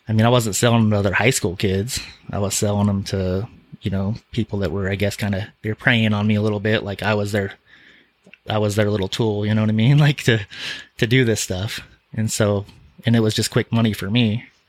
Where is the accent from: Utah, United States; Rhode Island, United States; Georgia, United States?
Utah, United States; Salt Lake City; born or raised there